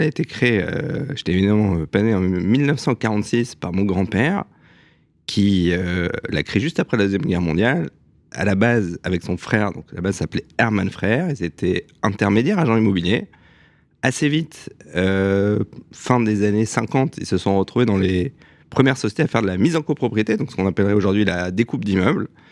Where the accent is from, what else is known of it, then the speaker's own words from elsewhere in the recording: Strasbourg, Grand Est, France; now in Paris, France; je suis né à Strasbourg le 9 mai 1980